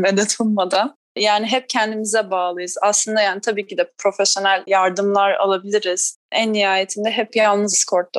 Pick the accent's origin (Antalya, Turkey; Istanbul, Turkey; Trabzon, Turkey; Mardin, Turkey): Antalya, Turkey; Tekirova; Biz o dönemde Antalya'da oturuyorduk. Tekirova e, beldesinde oturuyorduk